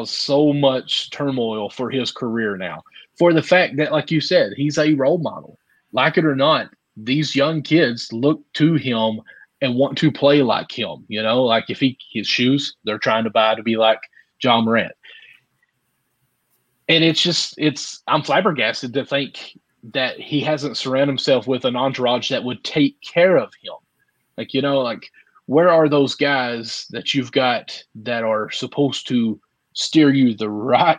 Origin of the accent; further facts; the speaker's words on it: Kentucky, United States; I'm from the South here in Kentucky